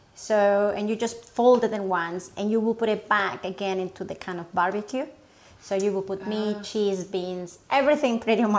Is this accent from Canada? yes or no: no; Mexico; moved away